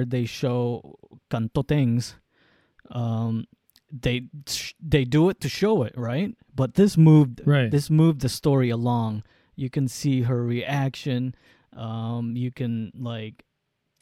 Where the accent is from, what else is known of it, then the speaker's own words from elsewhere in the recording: United States; as an American